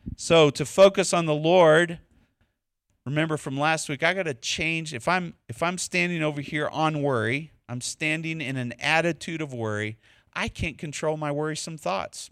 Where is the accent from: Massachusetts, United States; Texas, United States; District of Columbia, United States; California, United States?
Texas, United States; accent: Texas; my Texas accent